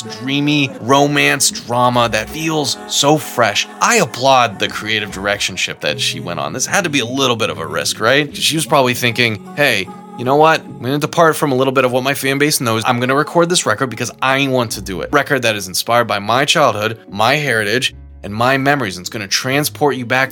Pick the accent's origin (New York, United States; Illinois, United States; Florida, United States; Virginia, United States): Virginia, United States; Alexandria; Was born in my hometown of Alexandria, Virginia